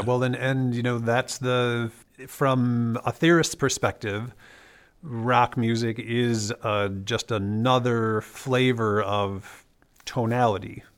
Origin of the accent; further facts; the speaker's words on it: Wisconsin, United States; moved away; I'm from Wisconsin